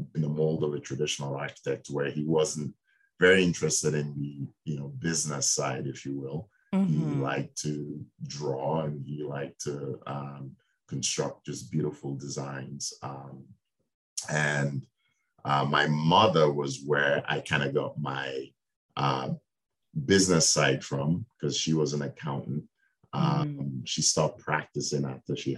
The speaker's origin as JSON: {"language": "English", "country": "Nigeria", "tie": "born or raised there", "moved": "as an adult", "said": "I was born in Nigeria in West Africa. I spent my first 18 years in Nigeria."}